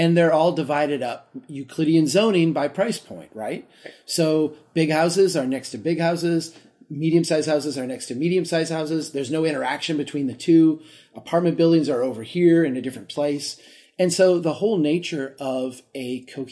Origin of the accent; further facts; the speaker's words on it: Brainerd, Minnesota, United States; my hometown of Brainerd